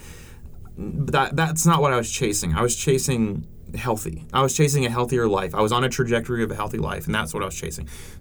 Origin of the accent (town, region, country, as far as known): Cleveland, Tennessee, United States; born or raised there; also born or lived in New England